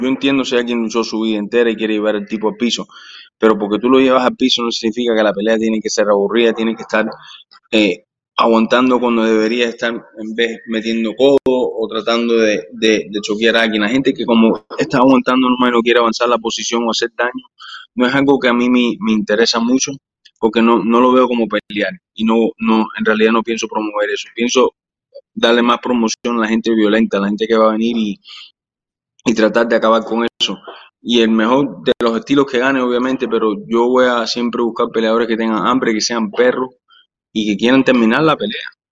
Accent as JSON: {"language": "Spanish", "region": "Florida", "country": "United States", "first_language": "Spanish", "said": "yo soy de Florida y Florida me adora a mí"}